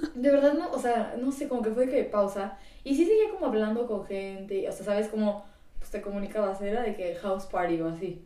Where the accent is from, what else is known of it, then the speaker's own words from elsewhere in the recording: San Luis Potosí, Mexico; soy de San Luis Potosí.